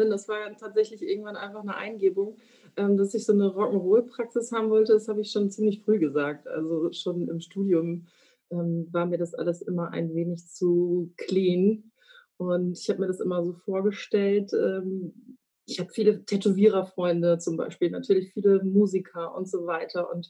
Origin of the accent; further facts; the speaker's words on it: Flensburg, Schleswig-Holstein, Germany; now in Hamburg, Germany; nein, ich bin nicht gebürtig aus Hamburg, aber ein gebürtiges Nordlicht, komme aus Flensburg